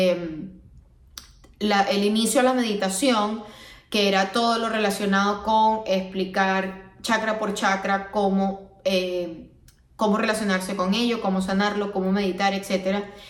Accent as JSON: {"language": "Spanish", "country": "Venezuela", "also_born_or_lived": "Miami", "moved": "as an adult", "lives_now": "United States", "said": "vengo de Venezuela, una zona que es muy tropical, que todo el año tenemos calor"}